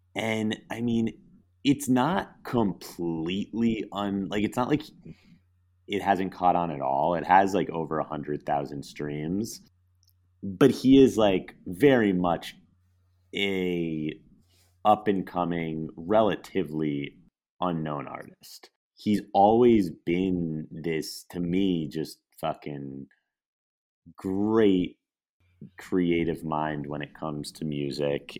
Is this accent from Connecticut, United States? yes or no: yes; Connecticut, United States; another guy from my hometown